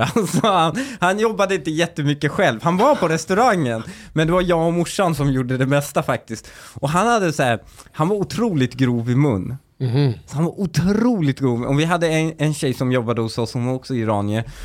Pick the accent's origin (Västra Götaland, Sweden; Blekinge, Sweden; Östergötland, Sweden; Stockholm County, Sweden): Stockholm County, Sweden; Husby; Jag kommer ihåg när jag flyttade från eh, eh när jag flyttade från Husby till Väsby och bytte familj